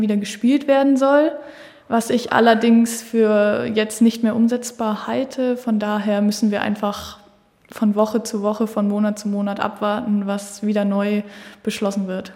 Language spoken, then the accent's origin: German; Germany; dass so Hamburg oder hier SV Henschild-Ulzburg meine Heimat ist